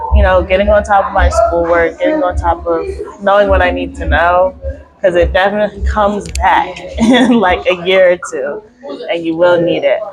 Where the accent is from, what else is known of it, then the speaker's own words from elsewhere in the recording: Philadelphia, Pennsylvania, United States; moved away as an adult; now in Greensboro, United States; I'm from Philly, so I went to Central